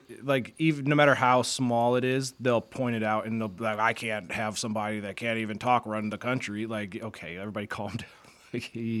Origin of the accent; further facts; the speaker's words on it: Minnesota, United States; it seems a little weird as a Minnesotan that that's your main focus